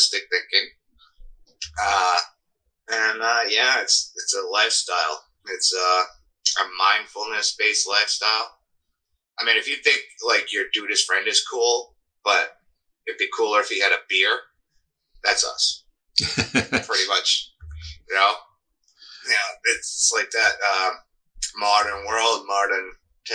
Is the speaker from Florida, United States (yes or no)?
no; Cape Cod, Massachusetts, United States; now in Augusta, United States; I grew up on Cape Cod